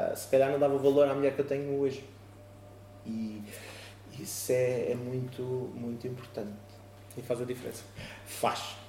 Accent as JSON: {"language": "Portuguese", "town": "Oeiras", "region": "Lisbon", "country": "Portugal", "tie": "born or raised there", "moved": "yes", "lives_now": "Moita, Portugal", "said": "na zona de, de Oeiras, de onde eu sou natural, neste momento vivo, invisto, trabalho na, na moita"}